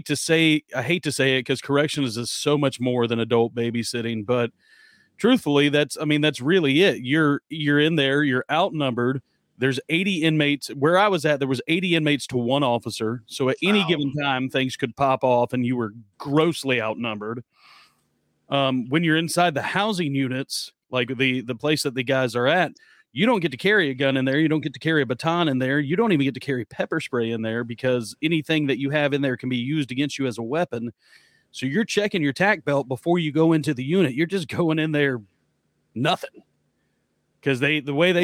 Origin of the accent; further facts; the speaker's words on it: United States; we're American over here